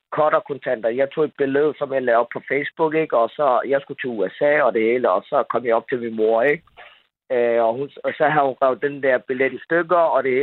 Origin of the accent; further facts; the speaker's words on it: Denmark; og så er jeg opvokset i Danmark.